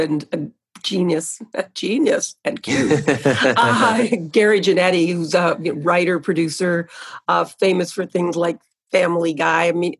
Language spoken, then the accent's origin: English; Canada; being a Canadian